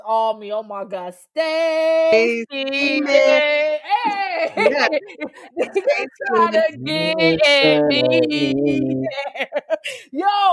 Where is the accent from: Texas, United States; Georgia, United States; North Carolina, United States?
Georgia, United States; I'm from Georgia